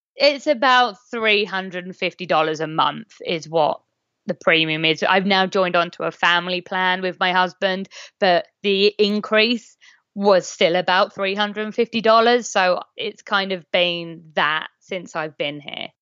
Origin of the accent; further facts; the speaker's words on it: England, United Kingdom; I'm English